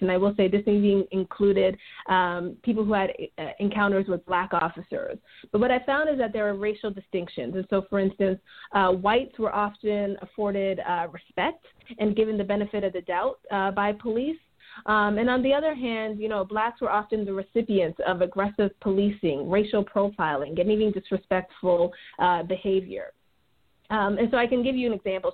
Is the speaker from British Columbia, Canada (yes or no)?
no; Toronto, Ontario, Canada; moved away as an adult; also born or lived in St. Louis, United States / Michigan, United States; now in United States; I am from Toronto. I am a Canadian citizen, but I've uh, been living in the United States now for about 18 years.